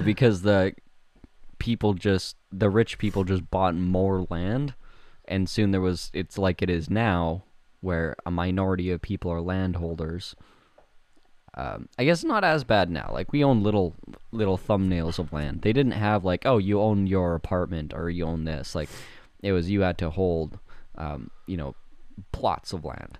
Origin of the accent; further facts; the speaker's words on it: Winkler, Manitoba, Canada; half of Winkler is whatever, my hometown, fifteen thousand people